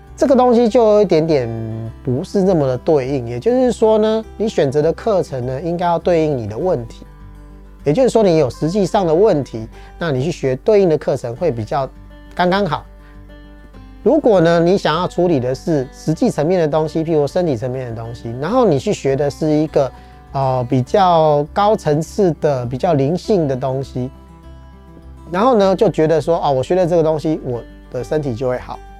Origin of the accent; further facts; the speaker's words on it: Taiwan; 我们台湾人或华人都是听骗不听劝